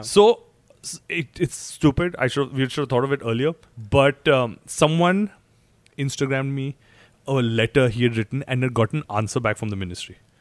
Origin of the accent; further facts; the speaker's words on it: Chandigarh, India; I come from Chandigarh